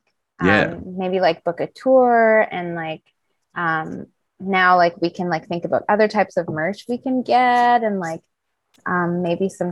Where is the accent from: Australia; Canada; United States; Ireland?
Canada; Vancouver, British Columbia; my parents are both from an island called St. Vincent and the Grenadines. And I was born in Vancouver, British Columbia.